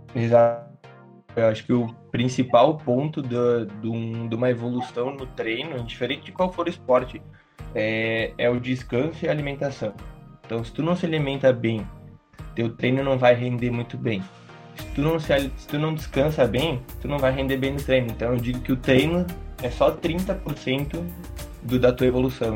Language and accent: Portuguese; Bento Gonçalves, Rio Grande do Sul, Brazil; eu sou aqui de Bento